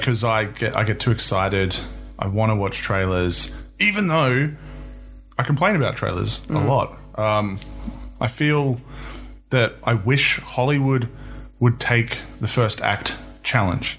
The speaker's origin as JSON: {"language": "English", "country": "New Zealand", "moved": "yes", "lives_now": "Australia", "said": "I'm from New Zealand, but I live in Australia"}